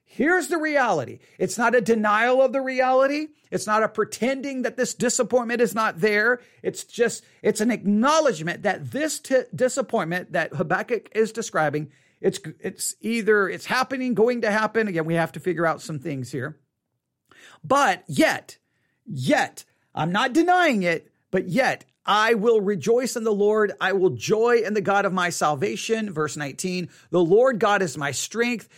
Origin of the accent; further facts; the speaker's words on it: Buffalo Gap, Texas, United States; also born or lived in Tuscola, Texas; I grew up in Buffalo Gap